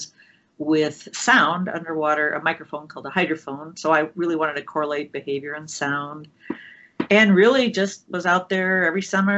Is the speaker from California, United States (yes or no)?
no; Minnesota, United States; moved away; also born or lived in Oregon; I grew up in Minnesota.